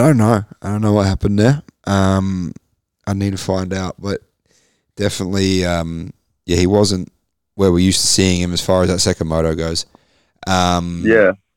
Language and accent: English; Queensland, Australia; I'm a Queenslander